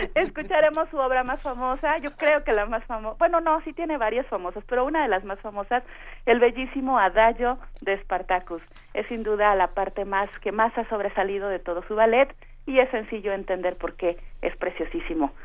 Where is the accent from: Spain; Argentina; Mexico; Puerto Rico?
Mexico; orgullosa de todos estos elementos de sonido, de color, del folclore que nos identifica como mexicanos